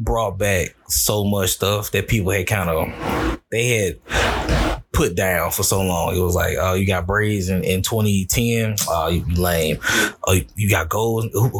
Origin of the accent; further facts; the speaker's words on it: the South, United States; I'm from the South.